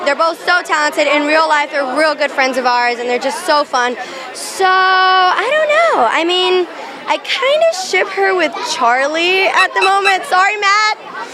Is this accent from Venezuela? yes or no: yes; Venezuela; moved away; also born or lived in Cuba; I was born in Venezuela. My parents are Cuban